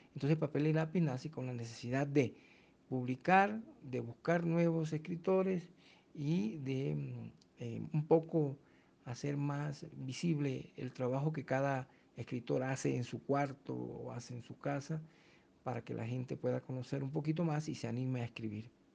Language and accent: Spanish; Fonseca, La Guajira, Colombia; moved away; also born or lived in Ipiales; soy de Fonseca en el departamento de La Guajira